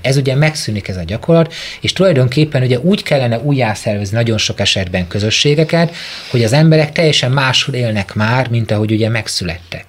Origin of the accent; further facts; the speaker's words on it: Mezőtúr, Jász-Nagykun-Szolnok, Hungary; Én egy Tiszántoli kisvárosból származom